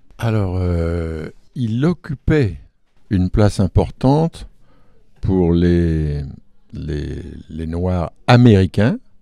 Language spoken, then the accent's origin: French; France; j'ai été élevé en France